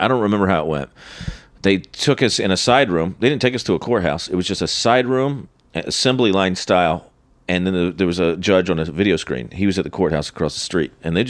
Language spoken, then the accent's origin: English; Charlotte, North Carolina, United States; moved away; Charlotte, my hometown.